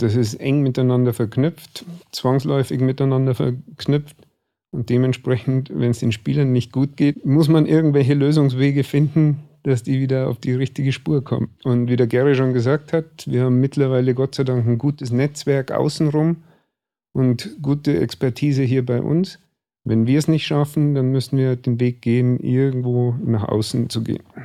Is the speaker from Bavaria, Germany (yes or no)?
yes; Starnberg, Bavaria, Germany; also born or lived in Chiemsee; Ich bin in Starnberg hier aufgewachsen